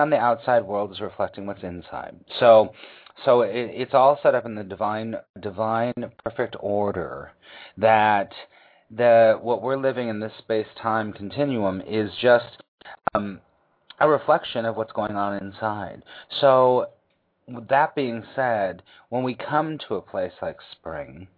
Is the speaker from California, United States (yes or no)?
yes; California, United States; moved away; also born or lived in East Coast; I grew up in California, not a lot of seasons